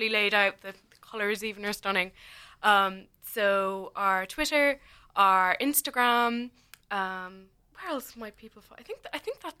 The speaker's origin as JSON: {"language": "English", "town": "Kilkenny", "region": "Leinster", "country": "Ireland", "moved": "as an adult", "lives_now": "Cork, Ireland", "said": "I'm from Kilkenny, like originally."}